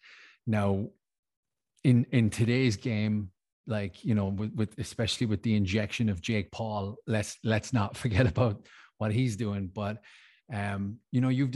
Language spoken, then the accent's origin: English; Ireland; now in Switzerland; I'm Irish, I live in Switzerland.